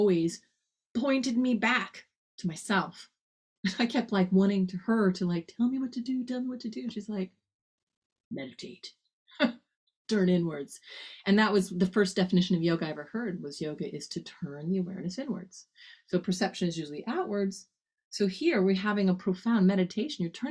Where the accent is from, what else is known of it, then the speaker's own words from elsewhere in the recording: Texas Panhandle, United States; I grew up in the Texas Panhandle. That's the north part of Texas